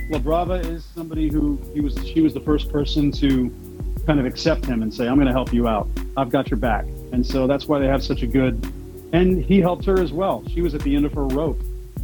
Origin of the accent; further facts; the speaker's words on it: Louisiana, United States; I'm French Cajun, and I do accents, and my whole extended family's from Louisiana, so we're all French Cajun.